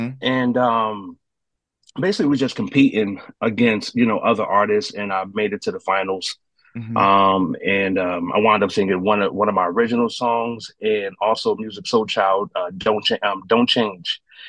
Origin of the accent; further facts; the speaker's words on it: New Jersey, United States; growing up in Jersey, I started off, you know, music, singing in church choir, singing in Newark, New Jersey, you know, at, you know, my family's church.